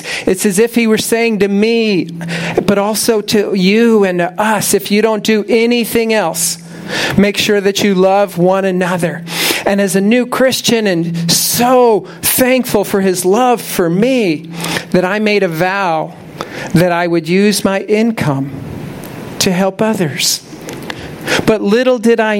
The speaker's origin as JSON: {"language": "English", "town": "Tampa", "region": "Florida", "country": "United States", "tie": "born or raised there", "also_born_or_lived": "Orlando area, Florida", "moved": "as an adult", "lives_now": "near Orlando, United States", "said": "I'm from Tampa. I grew up here. I spent most of my life here."}